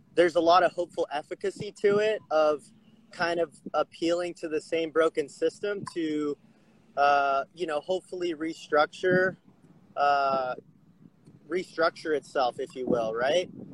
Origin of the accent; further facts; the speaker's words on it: Huntington Beach, California, United States; moved away as an adult; also born or lived in Bend, Oregon; I'm actually calling from Huntington Beach, California. So okay. I've been living in Bend, Oregon, the past couple years, but uh, kind of came home amid this whole pandemic thing